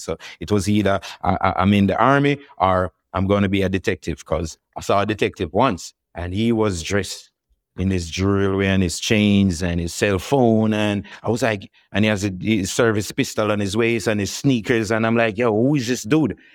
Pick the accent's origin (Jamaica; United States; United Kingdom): Jamaica; Kingston; it's a very vibrant, religious musical in era that I grew up